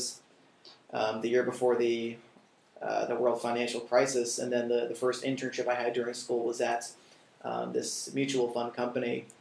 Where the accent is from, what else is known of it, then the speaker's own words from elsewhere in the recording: New York, United States; moved away as an adult; now in China; growing up on the Upper West Side of New York